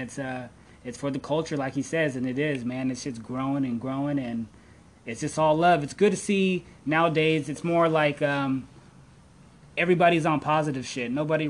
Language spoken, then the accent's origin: English; the Valley, California, United States; We're from the Valley.